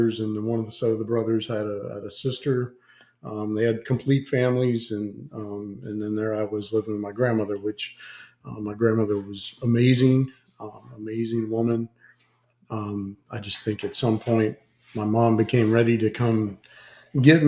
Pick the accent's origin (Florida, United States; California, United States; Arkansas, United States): Florida, United States; near Immokalee, Southwest; moved away; Immokalee, Florida, which is like 30 minutes away from my hometown